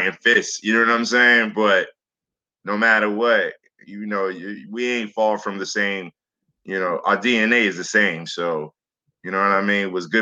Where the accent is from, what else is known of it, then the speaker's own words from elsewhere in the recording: New York City, New York, United States; also born or lived in Staten Island; I came from Flatbush, Brooklyn. So, you know, we always had the Labor Day parade. We always had block parties. You know what I'm saying? And that was my youngest years.